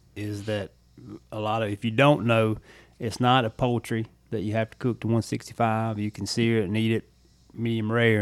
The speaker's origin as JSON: {"language": "English", "region": "Louisiana", "country": "United States", "tie": "born or raised there", "moved": "yes", "said": "I did a lot of my growing up in Louisiana"}